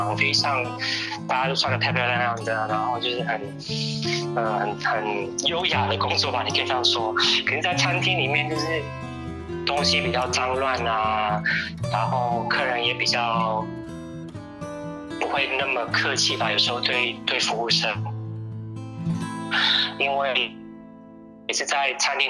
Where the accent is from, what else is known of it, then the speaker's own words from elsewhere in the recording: Guangdong, China; 虽然我是一个广东人，我常常去饮茶